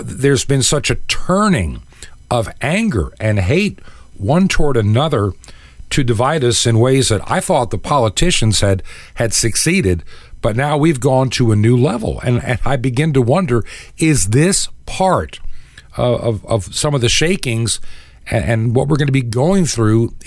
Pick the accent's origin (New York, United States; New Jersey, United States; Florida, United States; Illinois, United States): New York, United States; Long Island; now in the South, United States; I was raised actually in Long Island in New York, though I live in the South many decades now